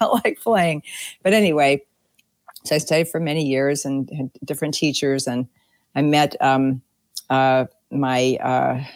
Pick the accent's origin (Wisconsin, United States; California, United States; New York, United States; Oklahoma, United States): Wisconsin, United States; Milwaukee; moved away; I'm originally from Milwaukee, and I started playing the piano when I was, I think, 3 or 4